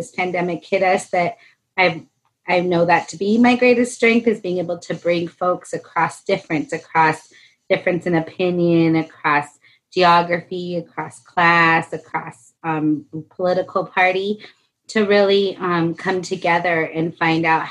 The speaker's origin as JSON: {"language": "English", "town": "Albuquerque", "region": "New Mexico", "country": "United States", "tie": "born or raised there", "said": "I actually live in the home that I grew up in here in Southeast Albuquerque"}